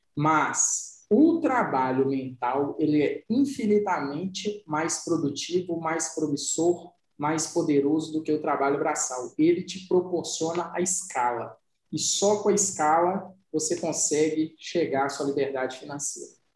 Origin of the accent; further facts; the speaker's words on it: Santo Antônio do Itambé, Minas Gerais, Brazil; also born or lived in Serro, Minas Gerais; Nasci em Cerro, fui criado em Santo Antônio do Itambé